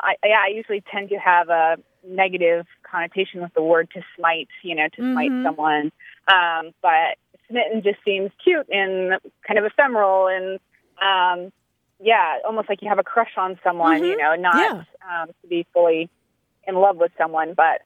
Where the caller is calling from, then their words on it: San Diego, California, United States; also born or lived in New Hampshire; I'm calling from San Diego.